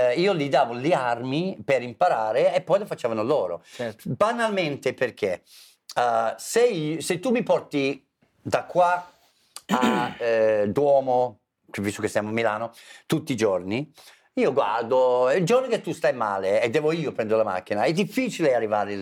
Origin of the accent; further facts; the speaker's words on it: England, United Kingdom; Italian is a second language; moved away as an adult; now in Italy; essendo inglese